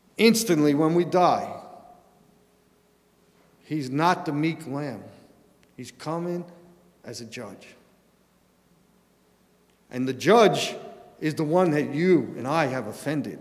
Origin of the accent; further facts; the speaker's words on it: New York City, New York, United States; I grew up in New York City